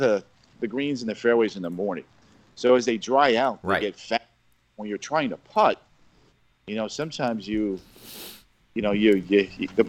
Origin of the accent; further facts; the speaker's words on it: Long Island, New York, United States; moved away; growing up on Long Island